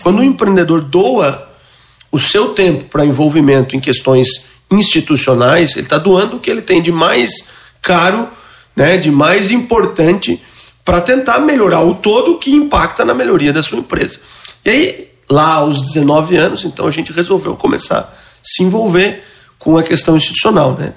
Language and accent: Portuguese; interior of Santa Catarina state, Brazil; also born or lived in São Paulo; now in Florianópolis, Brazil; Eu sou um, nascido interior aqui do estado de Santa Catarina, vim ainda muito jovem para Florianópolis